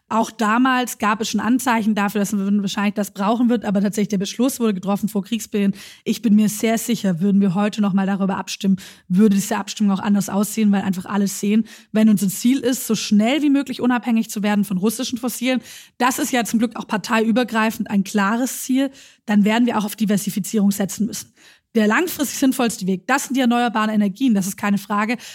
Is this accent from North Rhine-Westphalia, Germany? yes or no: no; Schwäbisch Gmünd, Baden-Württemberg, Germany; ich komme aus einem Wahlkreis, ich komme aus Schwäbisch Gmünd. Ähm, dort gibt es die Mutlanger Friedenshütte.